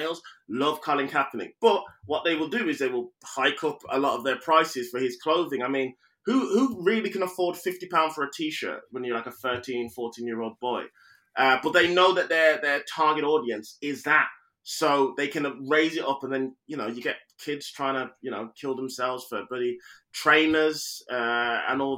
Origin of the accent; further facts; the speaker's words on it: United Kingdom; I may have Jamaican heritage and whatnot, but mate, I am British